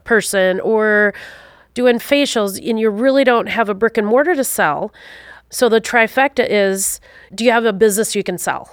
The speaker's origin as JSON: {"language": "English", "region": "Wisconsin", "country": "United States", "tie": "born or raised there", "also_born_or_lived": "Alaska / upstate New York / Utah", "said": "I grew up in the beautiful state of Wisconsin."}